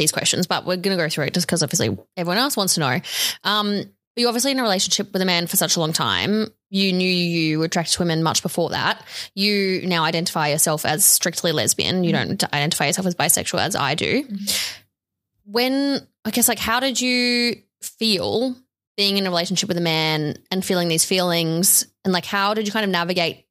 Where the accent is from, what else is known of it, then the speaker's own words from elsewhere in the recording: Sydney, New South Wales, Australia; growing up where I grew up on the North Shore of Sydney